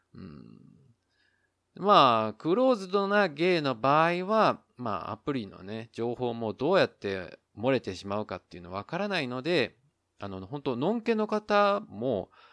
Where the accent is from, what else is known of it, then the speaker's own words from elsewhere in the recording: Osaka, Japan; moved away as an adult; now in Taiwan; 自分が大阪出身